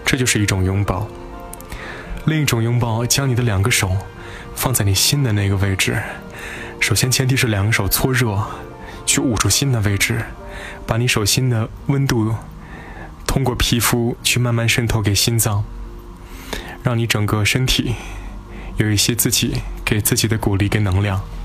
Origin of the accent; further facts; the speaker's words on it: Inner Mongolia, China; 我的家乡